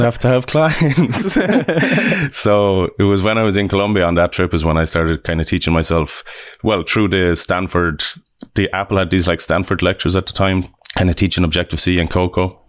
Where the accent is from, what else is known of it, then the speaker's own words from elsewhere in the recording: Limerick, Munster, Ireland; also born or lived in Dublin; now in Vancouver, Canada; I'm from Ireland. I was born in Dublin and, uh, yeah, we grew up in, in Limerick on the other side of I, Ireland.